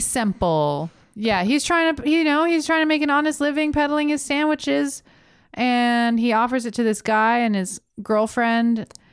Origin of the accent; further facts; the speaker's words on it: Florida, United States; I'm from Florida